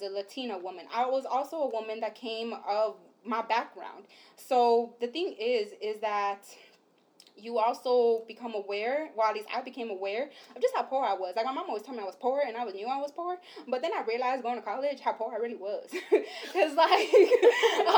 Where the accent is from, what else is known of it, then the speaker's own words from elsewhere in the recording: Los Angeles, California, United States; moved away as an adult; also born or lived in Santa Cruz; we're from East Los Angeles